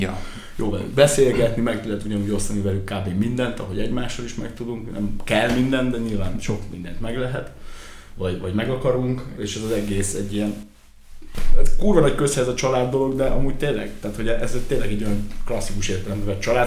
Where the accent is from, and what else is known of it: Ják, Vas, Hungary; also born or lived in Szombathely